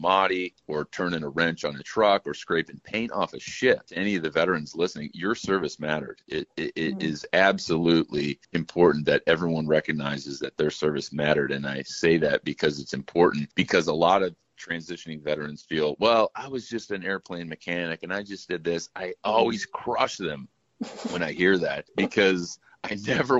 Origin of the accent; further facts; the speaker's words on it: Chicago, Illinois, United States; I'm from Chicago